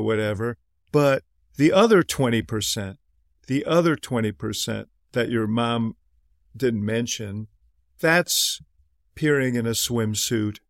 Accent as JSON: {"language": "English", "region": "Midwest", "country": "United States", "tie": "born or raised there", "also_born_or_lived": "New York", "said": "Even though I was born in New York, I've spent most of my life in the Midwest"}